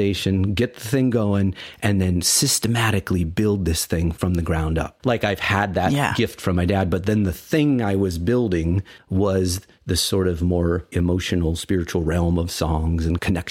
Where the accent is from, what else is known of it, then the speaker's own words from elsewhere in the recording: Ohio, United States; now in Ithaca, United States; I grew up in Ohio. So kind of farmland, Ohio